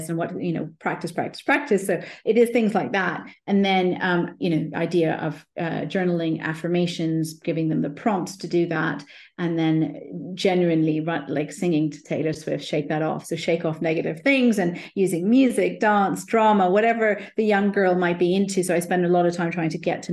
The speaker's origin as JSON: {"language": "English", "country": "India", "said": "Being Indian myself"}